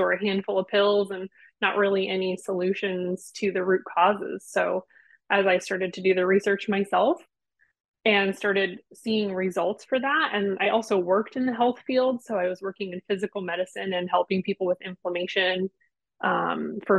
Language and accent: English; United States; I'm American